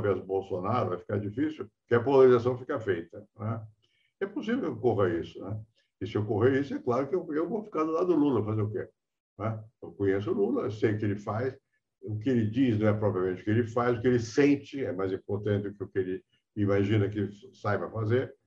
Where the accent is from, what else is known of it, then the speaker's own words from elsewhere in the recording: Rio de Janeiro, Brazil; now in São Paulo, Brazil; eu nasci no Rio, mas sou Sou paulista de coração